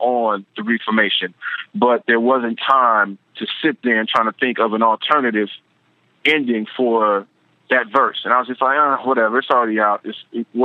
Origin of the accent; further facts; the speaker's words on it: Compton, California, United States; also born or lived in Carson, California; I grew up in Compton before. So I spent most of my life in Compton